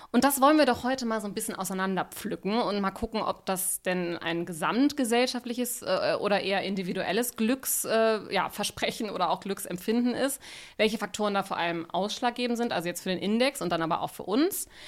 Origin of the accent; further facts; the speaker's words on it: Rhineland, Germany; born there; ich bin ja auch Rheinländerin, Gebürtige